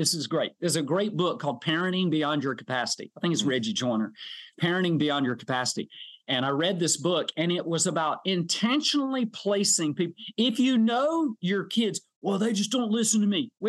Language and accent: English; South Georgia, United States; also born or lived in Valdosta, Georgia; I'm a South Georgia guy. I was born in Hay Hire